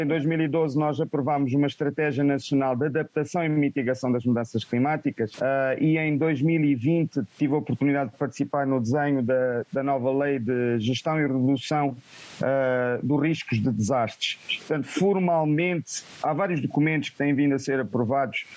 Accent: Beira, Sofala, Mozambique; sou natural da Beira

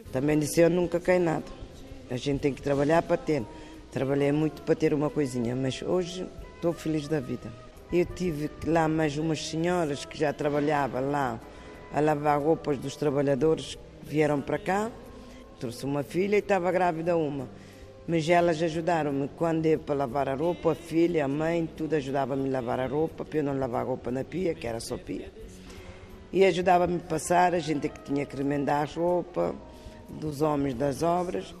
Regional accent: Cape Verde; moved away as an adult; now in Terceira, Portugal; Faço sempre pratos da minha terra

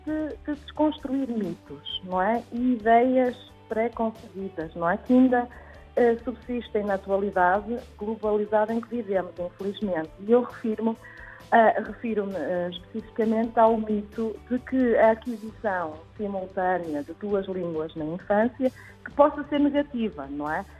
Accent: Germany; first language Portuguese and German; moved away as an adult; now in Portugal; eu própria, eh, cresci na Alemanha e adquiri então o português e o alemão desde a infância

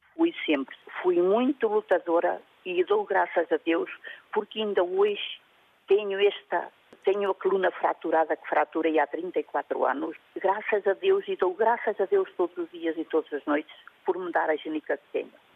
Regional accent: Mogadouro, Bragança District, Portugal; moved away as an adult; now in Vila Real, Portugal; Eu sou de Mugadouro, nascida e criada

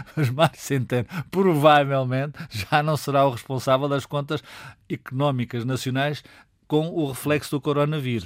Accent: Portugal; estamos em Portugal e somos portugueses

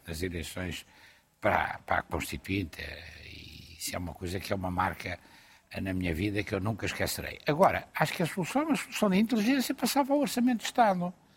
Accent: Portugal; eu estou preocupado como português

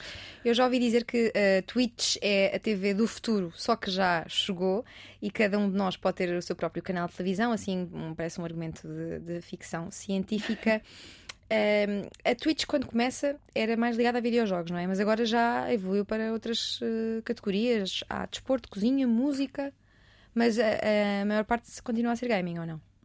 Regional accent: Portugal

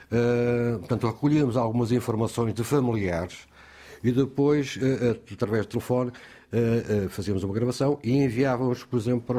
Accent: Guarda, Portugal; moved away as an adult; now in Terceira, Portugal; Sou da Guarda.

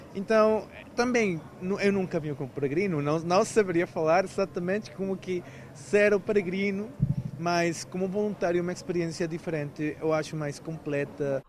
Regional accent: Mexico; Portuguese is a second language; moved away as an adult; also born or lived in Brazil; now in Portugal; Quando estava lá no México ainda

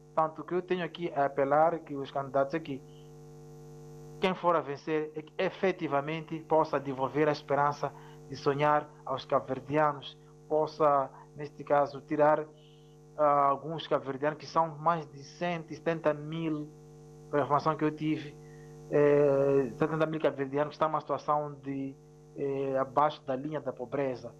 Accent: Mozambique; em relação ao meu país, Moçambique

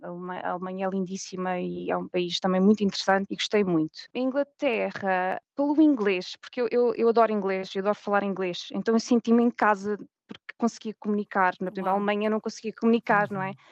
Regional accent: Portugal; moved away as an adult; also born or lived in Germany / Spain / England / Reading; now in Reykjavik, Iceland; Eu saí de Portugal porque consegui uma bolsa para fazer um mestrado

